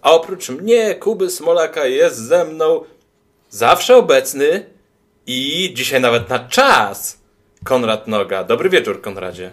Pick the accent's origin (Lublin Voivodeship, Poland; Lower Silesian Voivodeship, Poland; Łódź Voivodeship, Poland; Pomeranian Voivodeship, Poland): Lublin Voivodeship, Poland; a small village in the Lublin region; Ja jestem z małej wsi na Lubelszczyźnie.